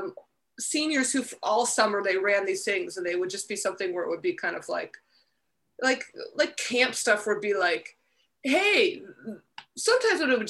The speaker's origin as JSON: {"language": "English", "town": "Pittsburgh", "region": "Pennsylvania", "country": "United States", "also_born_or_lived": "North Carolina", "moved": "yes", "said": "I'm from Pittsburgh, which I always thought of as the East Coast"}